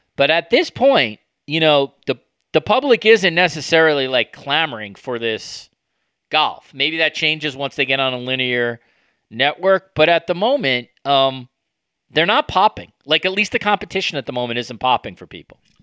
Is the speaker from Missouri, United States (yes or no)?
no; New York City, New York, United States; I lived in New York City when 9/11 happened